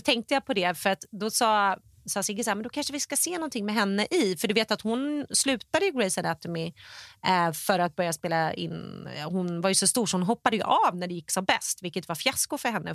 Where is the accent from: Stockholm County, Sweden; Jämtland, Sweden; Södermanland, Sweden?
Stockholm County, Sweden; Stockholm; moved away as an adult; now in United States; jag var hemma i Stockholm och jobbat med PR och branding